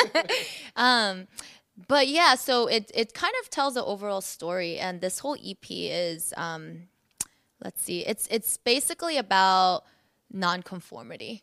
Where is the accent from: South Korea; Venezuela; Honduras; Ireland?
South Korea; now in United States; I was born in Korea, so I was raised in, born and raised in, you know, Asia.